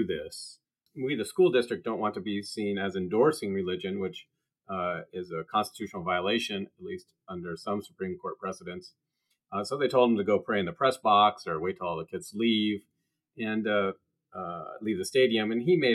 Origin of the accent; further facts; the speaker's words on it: Washington, United States; the state of Washington, actually my home state